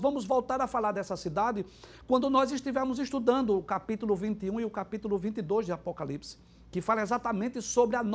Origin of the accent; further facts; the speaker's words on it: Recife, Pernambuco, Brazil; Eu, por exemplo, sou recifense e, moro aqui e na, e na, região metropolitana há 50 anos já.